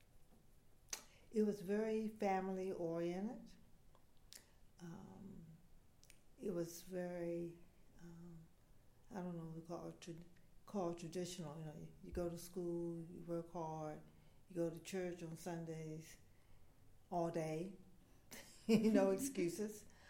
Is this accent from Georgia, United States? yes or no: no; Washington, District of Columbia, United States; also born or lived in Cleveland, Ohio; I grew up in Washington, D.C., Northeast D.C.